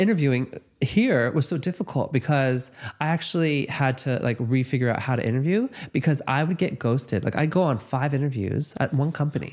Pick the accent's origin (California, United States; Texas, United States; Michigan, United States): California, United States; Los Angeles; Growing up in Los Angeles, dating in Los Angeles